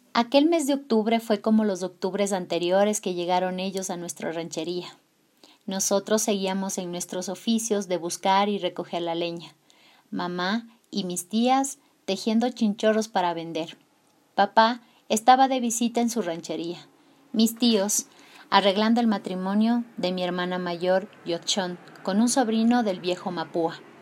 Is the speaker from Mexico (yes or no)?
no; Tulcán, Carchi, Ecuador; soy de Tulcán, Ecuador